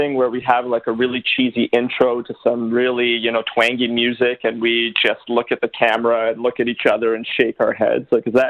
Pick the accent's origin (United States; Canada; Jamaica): Canada; Vancouver, British Columbia; I mean, you know me, I'm from Vancouver, but still grew up a Raptors fan.